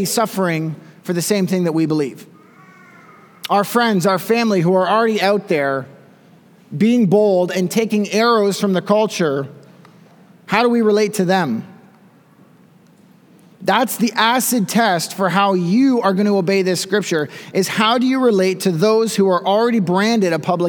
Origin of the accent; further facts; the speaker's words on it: Canada; also born or lived in Smiths Falls, Ontario; as Canadian pastors